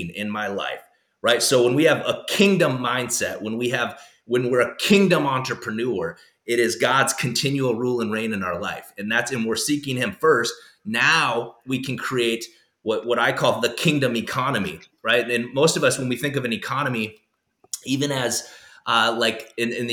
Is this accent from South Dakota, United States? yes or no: yes; South Dakota, United States; I grew up in South Dakota